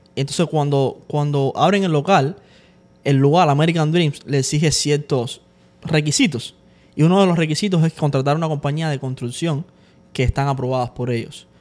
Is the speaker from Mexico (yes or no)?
no; Cuba; nosotros somos cubanos